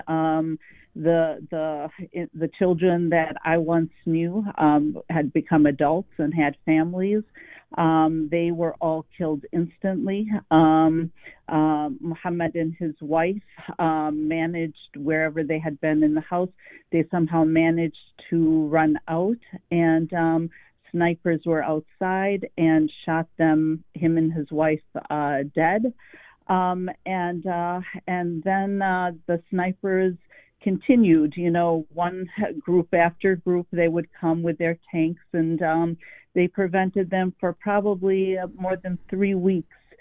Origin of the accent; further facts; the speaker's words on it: Palestine; also born or lived in West Virginia; now in United States; I was born in Palestine, but not in Gaza.